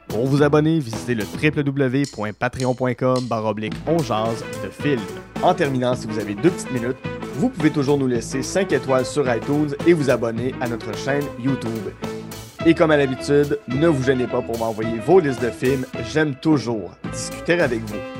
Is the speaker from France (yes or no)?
no; Outaouais, Quebec, Canada; je viens, de l'Outaouais